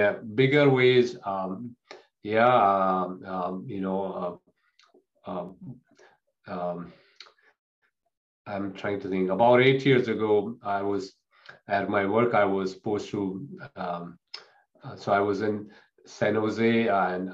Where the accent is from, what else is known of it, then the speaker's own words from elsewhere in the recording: India; moved away; in the culture I grew up in India